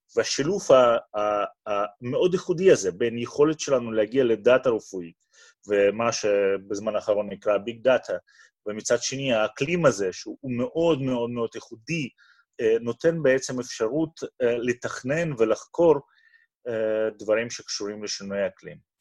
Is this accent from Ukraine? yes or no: no; Moscow, Russia; Hebrew is a second language; moved away as an adult; also born or lived in Boston, United States; now in Beersheba, Israel; כמו שאתה מבין, מהמבטא, אני הגעתי לא מאזור מדברי, אני הגעתי ממוסקבה שברוסיה. בגיל 19 עליתי ארצה